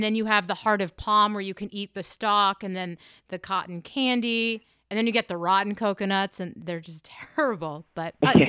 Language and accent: English; New Hampshire, United States; moved away; I'm originally from New Hampshire.